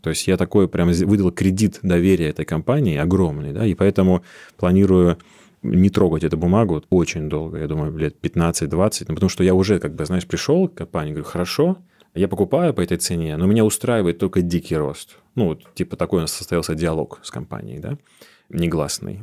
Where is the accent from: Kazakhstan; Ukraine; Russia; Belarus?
Russia; Chernozemye, Central Black Earth Region; Я сам из Черноземья